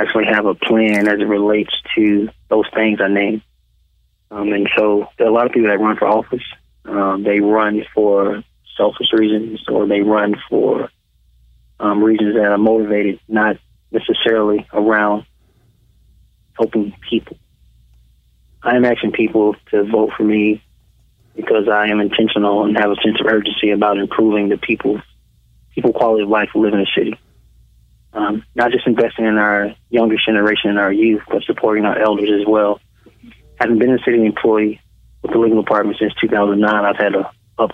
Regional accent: Birmingham, Alabama, United States; I was born and raised in Birmingham.

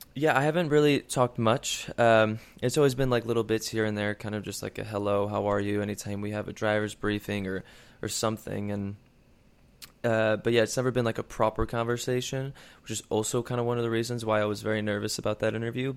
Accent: Chicago, Illinois, United States; Chicago, my hometown

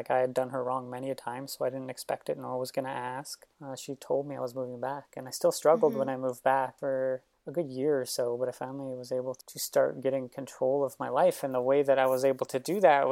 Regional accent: San Francisco, California, United States; moved away as an adult; also born or lived in Los Angeles; I grew up in San Francisco my entire life

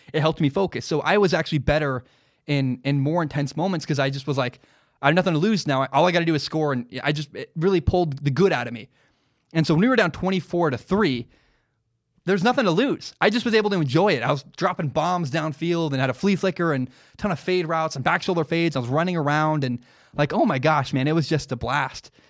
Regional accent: Portland, Oregon, United States; growing up in the Portland area.

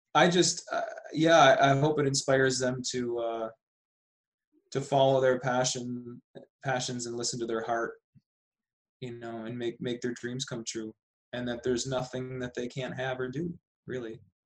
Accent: Buffalo, New York, United States; moved away as an adult; also born or lived in Austin, Texas / Las Vegas / Sedona; I grew up in Buffalo, New York

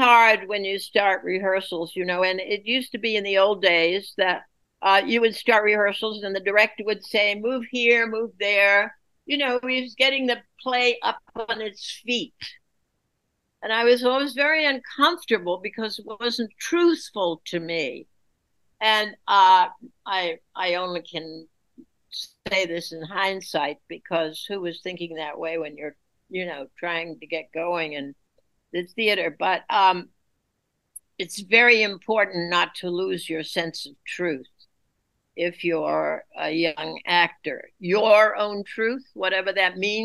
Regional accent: New England, United States; now in New York City, United States; I'm from New England, where you don't ask people about themselves

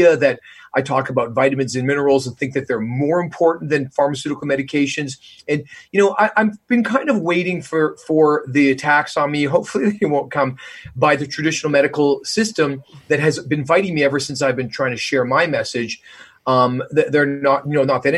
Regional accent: Canada; moved away as an adult; now in United States; I'm Canadian, so I already come from a more socialistic country. And, you know, I've been here for 20 years

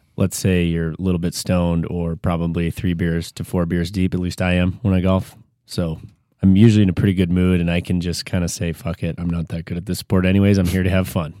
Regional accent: Michigan, United States; Growing up in Michigan

